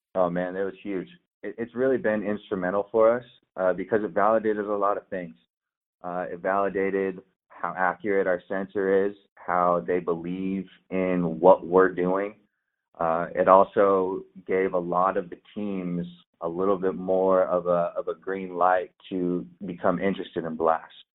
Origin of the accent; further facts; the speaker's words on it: San Diego, California, United States; moved away; also born or lived in Oregon; I grew up in San Diego